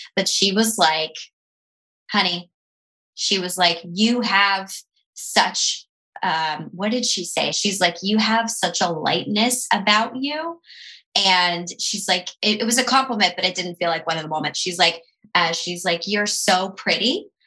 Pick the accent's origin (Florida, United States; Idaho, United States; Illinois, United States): Florida, United States; Tampa; moved away; I'm from Tampa